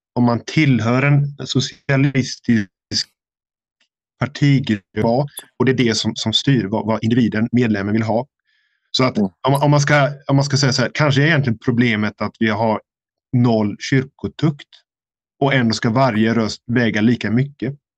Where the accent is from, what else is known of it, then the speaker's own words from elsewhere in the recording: Sweden; moved away; hemma i Sverige